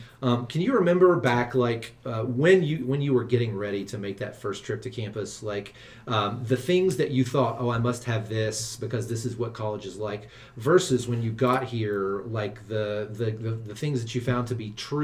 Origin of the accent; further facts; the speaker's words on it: Kentucky, United States; moved away as an adult; now in Virginia, United States; Grew up in Kentucky and now work at Virginia Tech